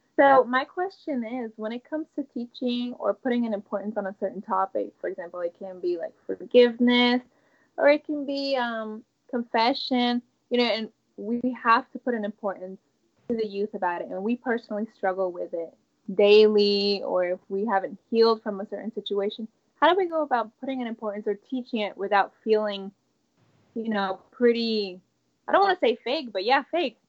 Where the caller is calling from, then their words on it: North Carolina, United States; I'm calling from North Carolina.